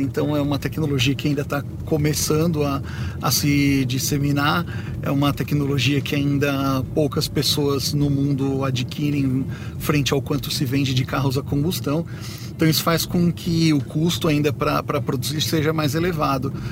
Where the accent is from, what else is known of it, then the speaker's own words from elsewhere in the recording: Brazil; eu, como brasileiro